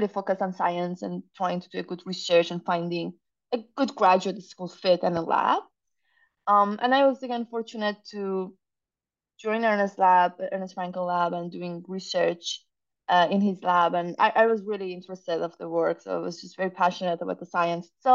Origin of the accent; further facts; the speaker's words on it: Iran; moved away as an adult; also born or lived in Zurich, Switzerland / Massachusetts, United States; now in United States; growing up in Iran at the time